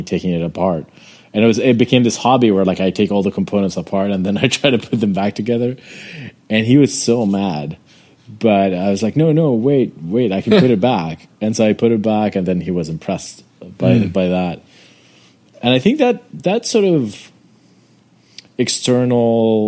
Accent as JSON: {"language": "English", "town": "Amman", "region": "Amman Governorate", "country": "Jordan", "tie": "born or raised there", "said": "I grew up in Jordan, in Amman, Jordan"}